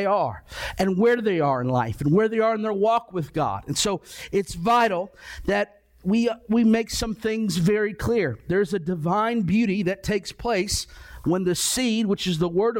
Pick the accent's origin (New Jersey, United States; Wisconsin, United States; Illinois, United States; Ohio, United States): Ohio, United States; I grew up in Ohio.